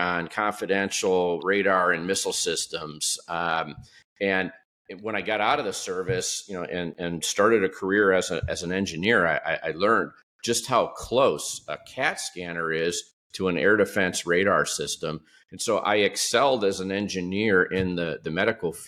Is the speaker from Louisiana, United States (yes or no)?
no; Detroit, Michigan, United States; moved away; I grew up just outside of Detroit in the late 1960s through the 1970s.